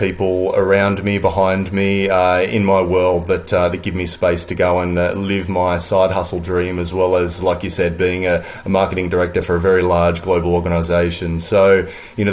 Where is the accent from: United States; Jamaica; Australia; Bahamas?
Australia; Sydney, New South Wales; moved away as an adult; now in London, United Kingdom; I'm an Aussie surfer. You know, I grew up on the beach, on the northern beaches of Sydney, right around Manly